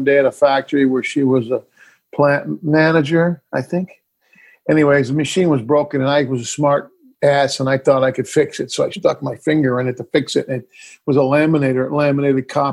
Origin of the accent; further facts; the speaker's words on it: upstate New York, United States; moved away; born in upstate New York